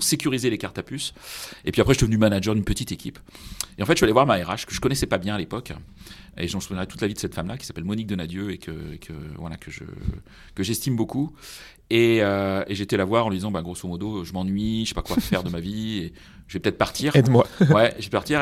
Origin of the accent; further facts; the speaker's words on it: Brittany, France; moved away; je suis breton, même si j'ai pas du, toujours vécu en Bretagne